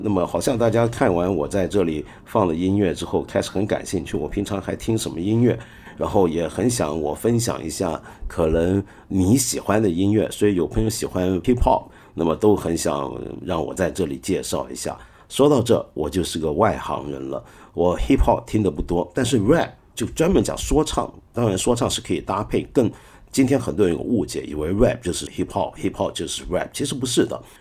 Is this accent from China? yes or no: yes; China; 因为我们中国太大